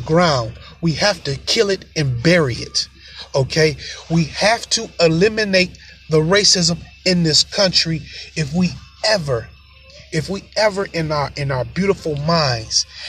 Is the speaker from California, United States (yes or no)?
no; Michigan, United States; I'm from Michigan